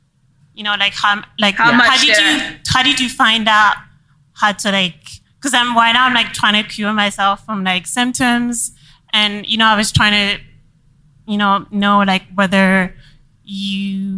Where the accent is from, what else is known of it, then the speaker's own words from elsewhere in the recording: France; moved away; because I'm from France